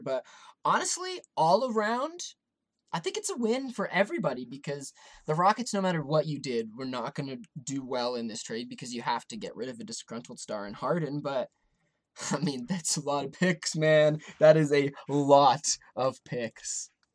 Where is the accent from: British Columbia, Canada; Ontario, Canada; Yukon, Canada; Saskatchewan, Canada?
Ontario, Canada; Toronto; I grew up around Toronto.